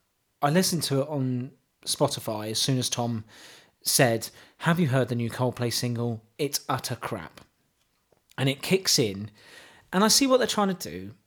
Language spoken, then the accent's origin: English; Wales, United Kingdom; Well, I'm from Wales, see?